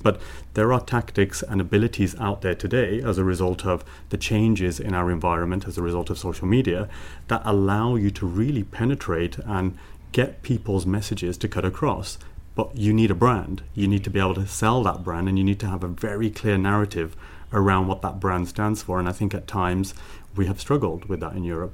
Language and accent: English; Birmingham, West Midlands, United Kingdom; now in Brussels, Belgium; growing up in Birmingham, in a very, very impoverished area of Birmingham called Sandwell and Dudley.